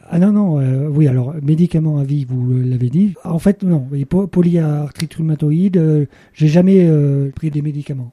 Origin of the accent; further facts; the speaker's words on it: Le Puy-en-Velay, Auvergne-Rhône-Alpes, France; je suis né au Puy-en-Velay